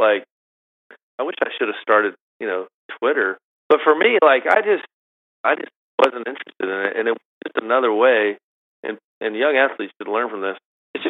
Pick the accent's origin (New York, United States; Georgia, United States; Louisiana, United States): Georgia, United States; Augusta; Growing up in Augusta is like almost like being born in Scotland, like half the golf, right?